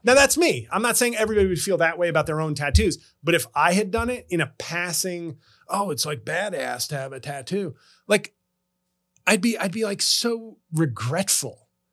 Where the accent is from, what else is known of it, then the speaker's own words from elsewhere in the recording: United States; also born or lived in New Jersey / New York; being an American